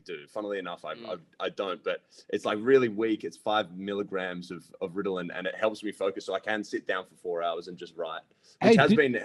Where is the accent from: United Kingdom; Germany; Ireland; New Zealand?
Ireland; now in Australia; being Irish, dude, I'm one of 7 kids